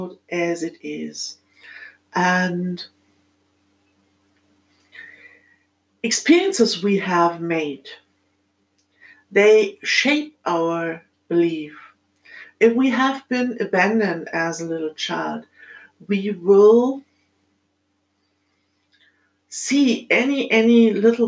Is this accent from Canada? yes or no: no; Germany; accent: German; English is a second language; as you might have heard from my accent, I'm born in Germany in this lifetime.